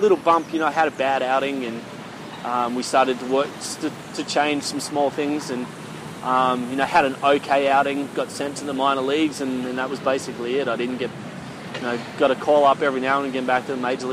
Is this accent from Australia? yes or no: yes; Australia; now in South Korea; Played rugby, you know, growing up in Australia